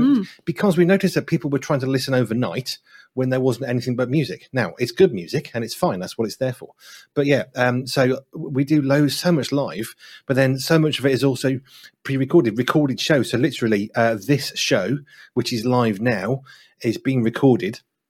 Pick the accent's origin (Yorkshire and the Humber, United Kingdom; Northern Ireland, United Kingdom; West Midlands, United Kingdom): West Midlands, United Kingdom; And so I decided what I would do, because I'm from the Black Country, is I would slow my speech down.